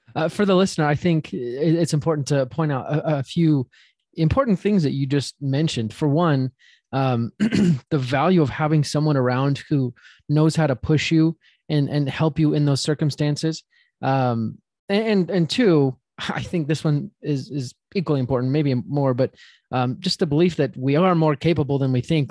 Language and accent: English; Utah, United States; I'm from Utah